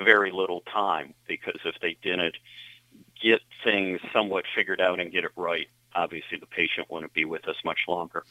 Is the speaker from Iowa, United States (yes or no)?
no; Lockport, New York, United States; also born or lived in Philadelphia; Lockport's my hometown